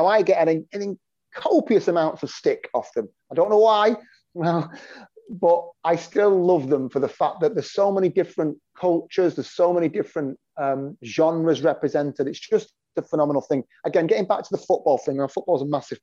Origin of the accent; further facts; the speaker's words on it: Stockport, North West England, United Kingdom; I'm from Stockport, which is a suburb south of Manchester.